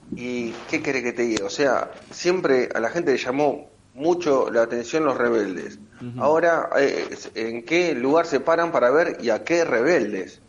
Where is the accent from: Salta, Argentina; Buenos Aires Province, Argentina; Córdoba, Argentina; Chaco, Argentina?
Buenos Aires Province, Argentina; Avellaneda; somos todos de Villa Domínico, partido de Avellaneda.